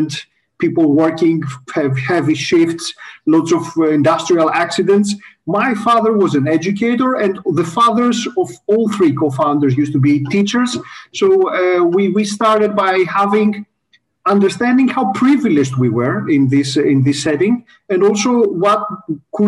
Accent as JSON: {"language": "English", "country": "Greece", "tie": "born or raised there", "said": "I'm Greek, so I grew up in Greece"}